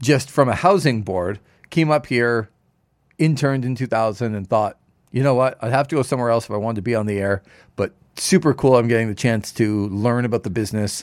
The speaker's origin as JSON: {"language": "English", "area": "Toronto area", "region": "Ontario", "country": "Canada", "tie": "born or raised there", "said": "when I grew up in the Toronto area"}